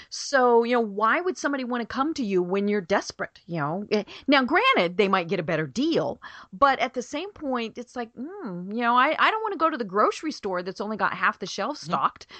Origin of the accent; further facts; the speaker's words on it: Colorado, United States; now in Atlanta, United States; we're from Colorado